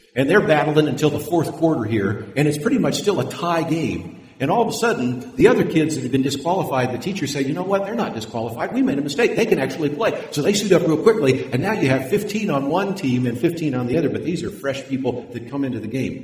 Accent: California, United States; I was born in California

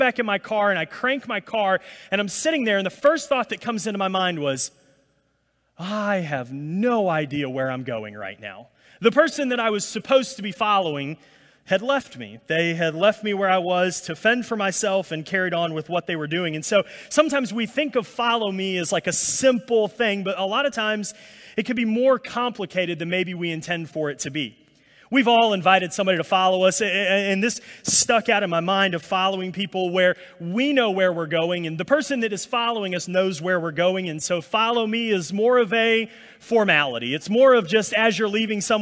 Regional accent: Alabama, United States; now in New Orleans, United States; I'm from Alabama, and so, you know, us country rednecks in Alabama

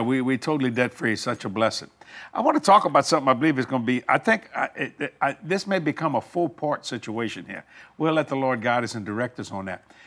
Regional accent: New Orleans, Louisiana, United States; also born or lived in Houma, Louisiana; I was raised in New Orleans and on the West Bank of New Orleans

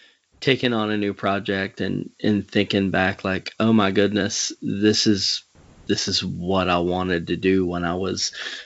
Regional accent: the South, United States; accent: Southern; if I would have come with my real Southern accent

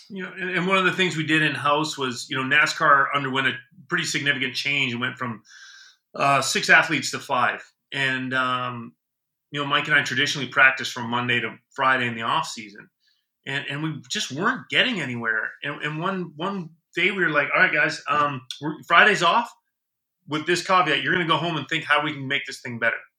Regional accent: Canada; now in United States; as a Canadian

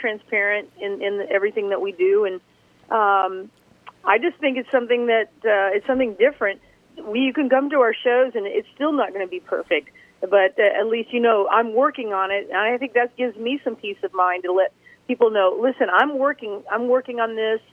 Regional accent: Greentop, Missouri, United States; I'm from the Missouri, and I'm from a small town called Greentop, Missouri. It's the very top of Missouri in the heart of America

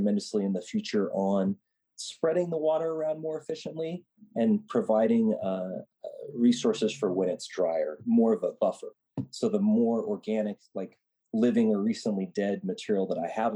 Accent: Nebraska, United States; moved away; I grew up in Nebraska and helped in a garden there

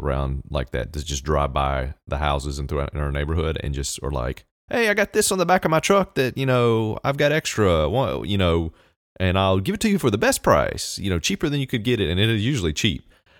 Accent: the South, United States; I'm from the South. I see a lot of it, I guess.

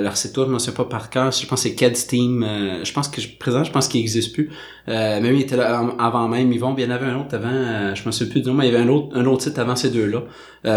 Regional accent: Saint-Jérôme, Quebec, Canada; moved away as an adult; now in Montreal, Canada; j'ai grandi à Saint-Jérôme, j'ai déménagé à Montréal dans le coin de 2010.

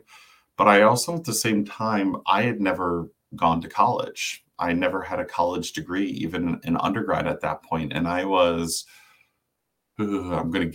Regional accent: Rochester, New York, United States; moved away as an adult; also born or lived in Connecticut; I am a New York State native from Western New York, originally born and raised in Rochester

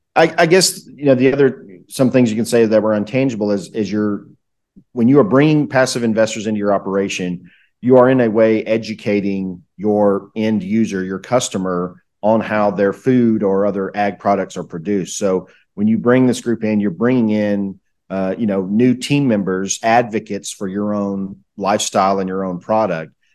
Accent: Southeast United States, United States; I, I grew up kinda in the Southeast United States, uh, in, in what people would call the country.

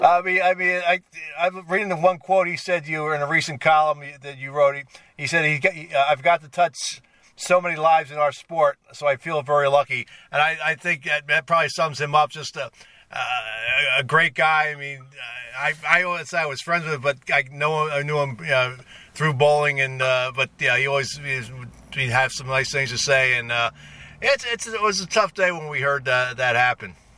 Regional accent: Philadelphia, Pennsylvania, United States; moved away; I grew up in Philadelphia

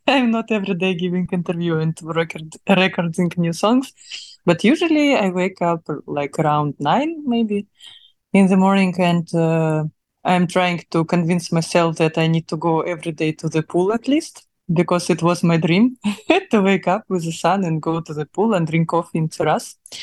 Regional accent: Russia; accent: Russian; English is a second language; now in Dubai, United Arab Emirates; my russian accent

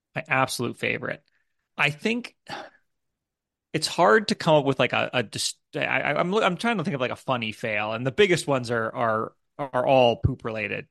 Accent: United States; moved away as an adult; now in United Kingdom; I'm an American. My family's in America, in the U S

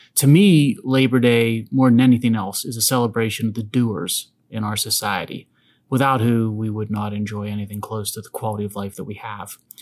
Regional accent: Pennsylvania, United States; a newspaper in my home state, the Harrisburg Sunday Courier

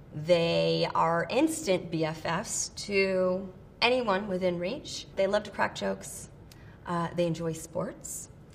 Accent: California, United States; also born or lived in Pomona, California / Biloxi, Mississippi / Del Rio, Texas; I was born in Pomona, California, but I was actually kind of raised in a few different places. My dad was in the military. I lived in Biloxi, Mississippi. I lived in Del Rio, Texas, Laverne, and San Dimas, California.

